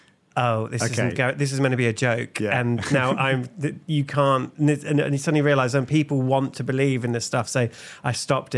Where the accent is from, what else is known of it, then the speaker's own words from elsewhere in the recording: England, United Kingdom; And I'm English, so there's a lot of questions coming up.